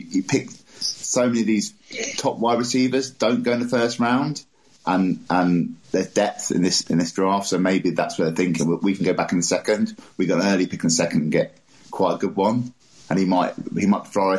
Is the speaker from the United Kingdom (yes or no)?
yes; England, United Kingdom; I'm from England, by the way.